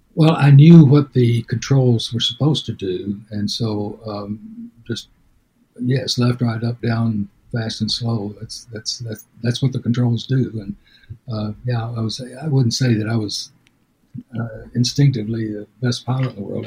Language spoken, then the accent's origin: English; Denison, Texas, United States; Denison, Texas, it's my hometown